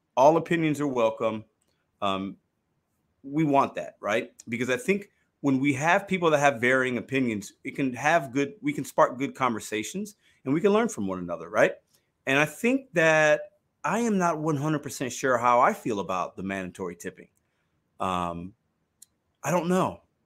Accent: Chicago, Illinois, United States; now in St. Louis, United States; I was born in Chicago. I rep Chicago

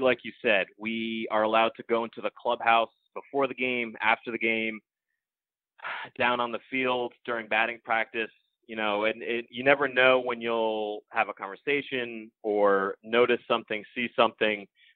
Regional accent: Connecticut, United States; when I was a kid growing up in Connecticut

